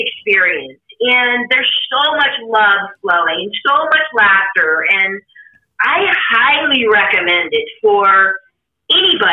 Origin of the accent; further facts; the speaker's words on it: Sacramento, California, United States; moved away as an adult; now in Lake Tahoe area, United States; I'm in the Tahoe area right now, but I grew up in Sacramento, and my mom and brother are still there